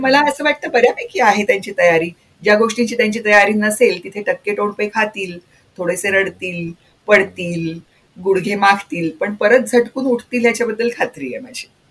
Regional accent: Marathwada, Maharashtra, India; माझं बालपण मराठवाड्यात गेलं

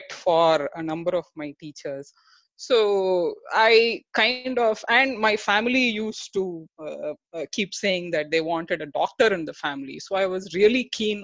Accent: Tiruchirappalli, Tamil Nadu, India; I hail from Tiruchi, and I had the luck or God's grace to study in the engineering institution

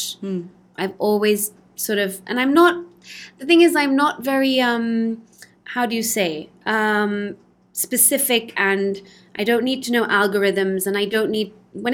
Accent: London, United Kingdom; now in Spain; I was born in London

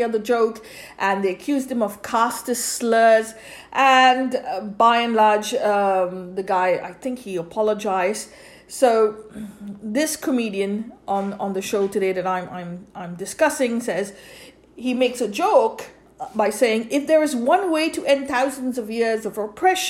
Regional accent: India; I'm Roman Catholic myself, born and brought up in India.

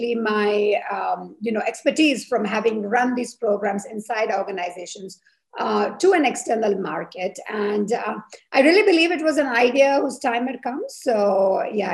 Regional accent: India; moved away as an adult; now in Switzerland; I'm of Indian origin. I'm a biomedical engineer. I have lived now in Switzerland for 20 years.

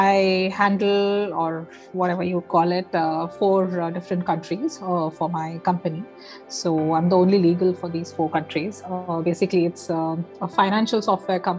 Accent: Hubli, Karnataka, India; moved away as an adult; also born or lived in Dharwad / Hyderabad / Bangalore; I'm from Hubli, and of course we studied in the same school, Sacred Heart Convent

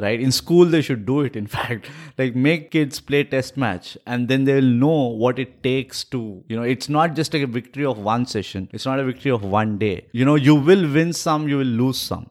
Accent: India; as an Indian

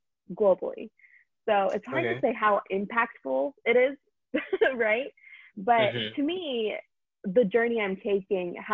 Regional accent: India; now in United States; I'm Indian

